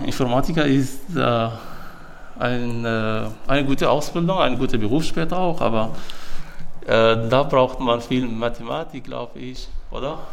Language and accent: German; Syria; German is a second language; moved away as an adult; now in Germany; Ich bin 37 Jahre alt und ich komme aus Syrien